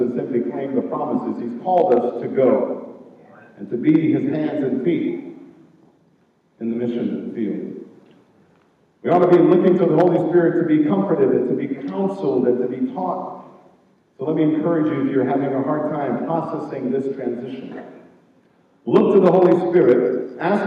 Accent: Jamaica; moved away; I'm from Jamaica

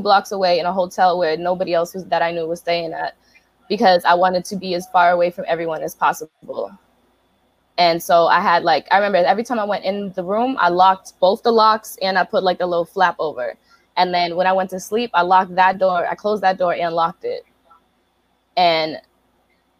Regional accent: Brockton, Massachusetts, United States; moved away as an adult; also born or lived in San Diego, California; I'm from Brockton, Massachusetts. I'm from the hood

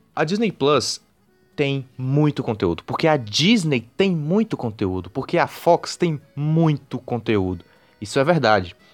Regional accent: Northeast Region, Brazil; nós dois sendo, sendo nordestinos

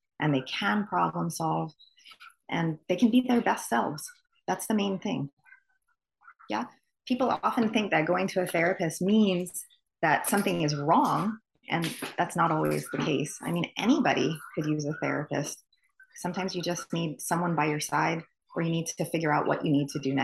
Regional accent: Honolulu, Hawaii, United States; I'm born and raised in Honolulu, Hawaii.

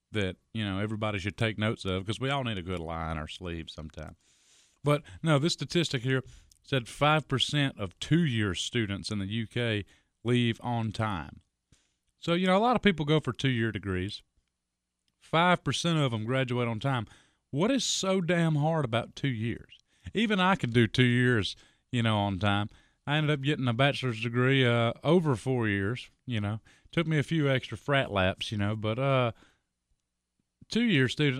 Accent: United States; I'm an American

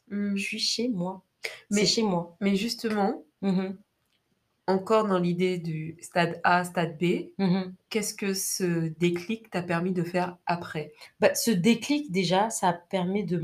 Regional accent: France; also born or lived in Côte d'Ivoire; moi, je suis née en Côte d'Ivoire, j'ai vécu en Côte d'Ivoire jusqu'à mes 10 ans. Mais à cause de la guerre, je suis allée vivre en France. Et donc, j'ai passé pratiquement toute ma vie en France

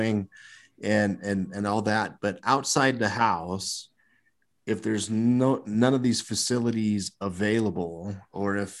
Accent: Seward, United States; growing up in Seward when you're teenagers

